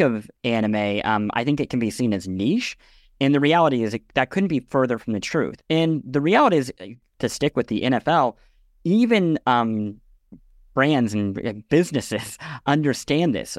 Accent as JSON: {"language": "English", "region": "Midwest", "country": "United States", "tie": "born or raised there", "said": "I grew up in the Midwest"}